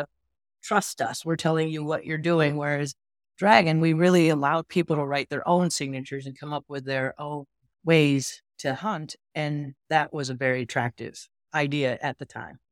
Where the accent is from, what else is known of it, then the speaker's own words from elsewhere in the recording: Western New York, United States; I grew up in Western New York, very rural.